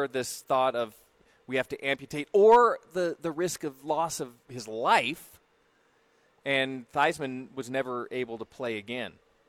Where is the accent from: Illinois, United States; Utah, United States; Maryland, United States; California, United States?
California, United States; near UCLA and USC; moved away; I grew up in the Pac-12 right next to UCLA, USC.